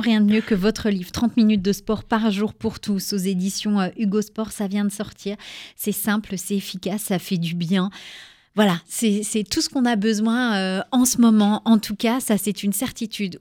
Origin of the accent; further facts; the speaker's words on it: Charleville-Mézières, Grand Est, France; je viens de Charleville-Mézières aussi